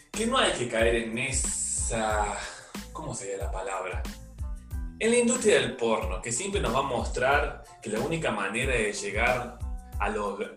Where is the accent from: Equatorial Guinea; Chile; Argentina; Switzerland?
Argentina; Córdoba; born there; Imagínense ese chabón que era de Córdoba, mi provincia natal